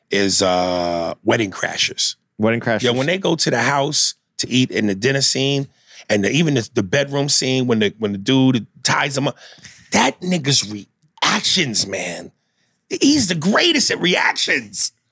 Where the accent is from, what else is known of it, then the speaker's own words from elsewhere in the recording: Mississippi, United States; I'm from Mississippi.